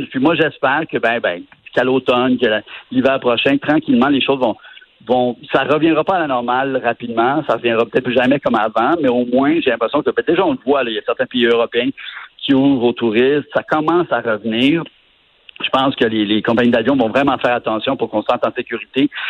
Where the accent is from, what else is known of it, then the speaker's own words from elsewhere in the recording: Montreal, Quebec, Canada; Ah, tu sais, en tant que Québécois, de Montréalais et de Québécois, on avait des préjugés.